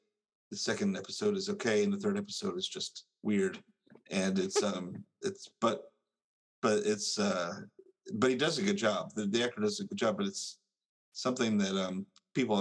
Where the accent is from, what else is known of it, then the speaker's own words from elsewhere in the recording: Tennessee, United States; I'm from Tennessee